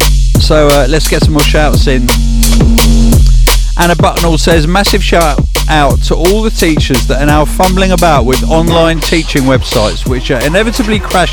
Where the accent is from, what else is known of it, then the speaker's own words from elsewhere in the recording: Czechia; English is a second language; I'm from the Czech Republic and the only flights back are from London now, so I have to get there and hopefully get on a flight to Prague to return home to my family